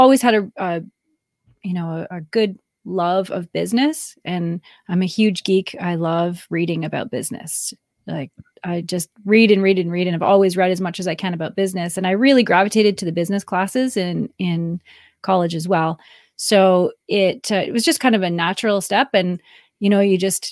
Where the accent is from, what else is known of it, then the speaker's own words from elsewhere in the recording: Canada; I'm Canadian, married to an American, and I live